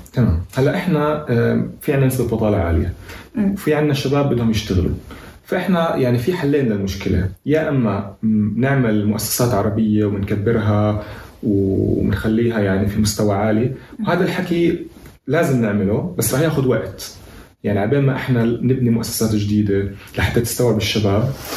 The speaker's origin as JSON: {"language": "Arabic", "country": "Palestine", "said": "احنا كشعب فلسطيني"}